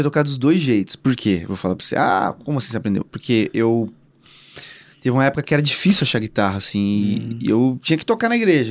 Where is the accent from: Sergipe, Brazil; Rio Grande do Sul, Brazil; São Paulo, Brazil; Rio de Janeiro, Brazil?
São Paulo, Brazil; eu nasci e cresci, cara, assim, acho que num, a maior, acho que a maior comunidade, uma das maiores comunidades do Brasil, é, que é o Heliópolis, que fica em São Paulo